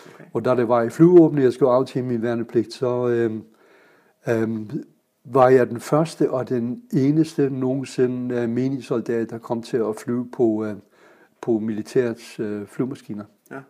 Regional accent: Kiel, Schleswig-Holstein, Germany; Danish is a second language; moved away as an adult; also born or lived in Guyana; now in Denmark; jeg er født i Kiel

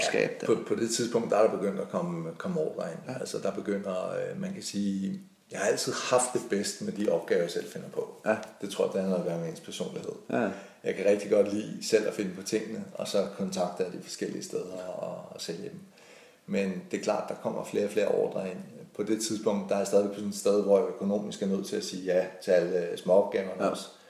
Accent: Denmark; moved away as an adult; also born or lived in Italy; så er der altså rare hjemme i Danmark. Og så flyttede vi, øh, vi hjem igen.

